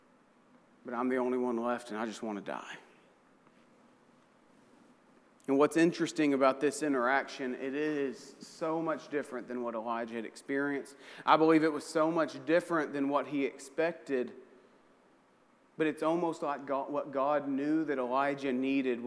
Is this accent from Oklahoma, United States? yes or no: yes; Oklahoma, United States; I'm from Oklahoma, so I think in terms of tornadoes